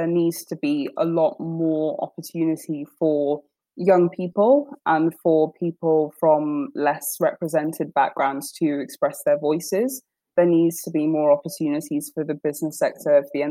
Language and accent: English; London, United Kingdom; I grew up in North London, in Tottenham